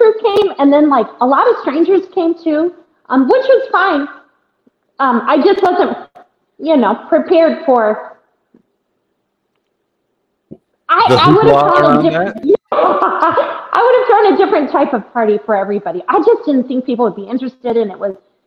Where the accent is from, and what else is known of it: Iowa, United States; born or raised there